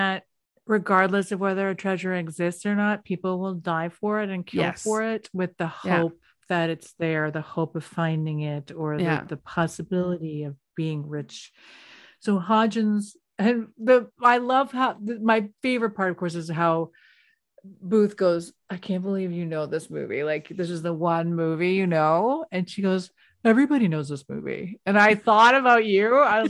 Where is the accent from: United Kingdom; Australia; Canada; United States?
Canada; I don't know the rules. I'm Canadian.